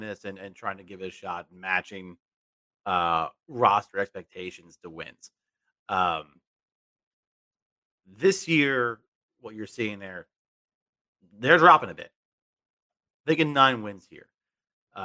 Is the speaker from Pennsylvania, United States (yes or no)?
no; New York, United States; I'm from New York